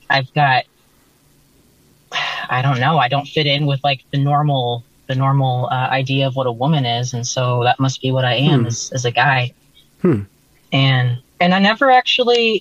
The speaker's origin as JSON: {"language": "English", "region": "North Idaho", "country": "United States", "tie": "born or raised there", "moved": "yes", "said": "I grew up in North Idaho"}